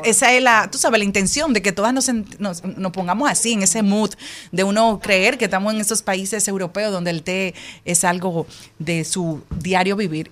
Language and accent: Spanish; Dominican Republic; una dominicana como tú